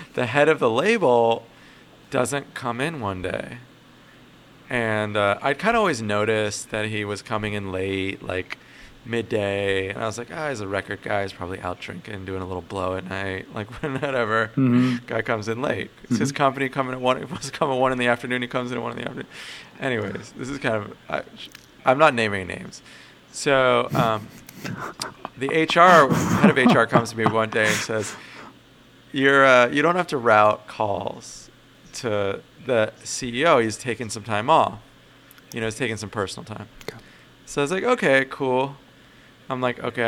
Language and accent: English; Los Angeles County, California, United States; also born or lived in South Africa; I grew up in Los Angeles County mostly from the age of 8 on.